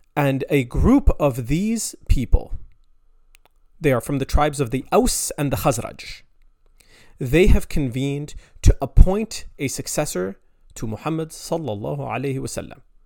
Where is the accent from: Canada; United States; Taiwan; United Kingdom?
Canada; I'm Canadian. I live in Canada.